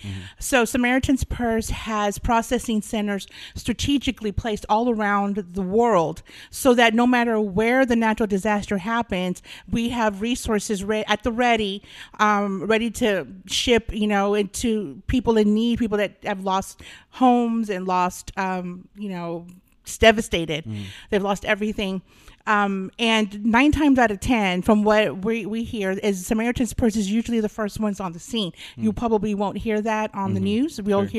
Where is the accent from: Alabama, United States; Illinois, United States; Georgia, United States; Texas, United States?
Texas, United States; South Texas. But I don't do sweet tea.